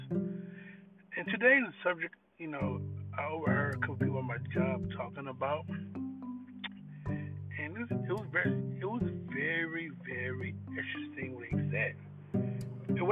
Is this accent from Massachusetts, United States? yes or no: no; Los Angeles, California, United States; moved away as an adult; also born or lived in Compton; growing up in L.A. from 1983 to, I moved to Manny in 1999, 2000